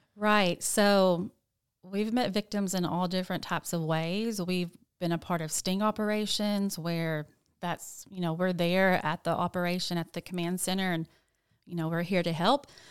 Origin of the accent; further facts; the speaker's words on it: Jonesboro, Arkansas, United States; moved away as an adult; also born or lived in Nashville, Tennessee; I am from Jonesboro, but I did move to Nashville, Tennessee, um, in like two thousand eight